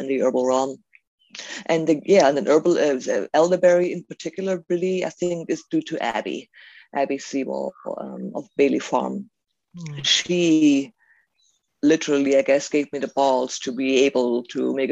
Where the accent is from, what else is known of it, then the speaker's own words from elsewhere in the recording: Germany; now in Auburn, United States; growing up in Germany, my mom and dad, my family, my dad family, they didn't really do anything with herbalism at all